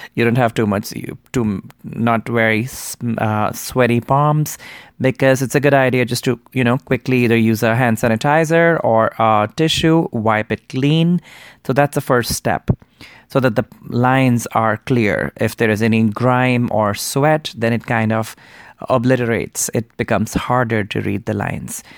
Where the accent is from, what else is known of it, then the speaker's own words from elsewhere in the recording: India; I grew up in Hindu Indian culture